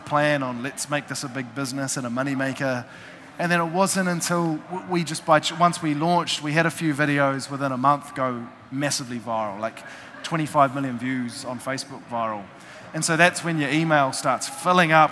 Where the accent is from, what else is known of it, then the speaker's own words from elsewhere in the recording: New Zealand; I'm from New Zealand.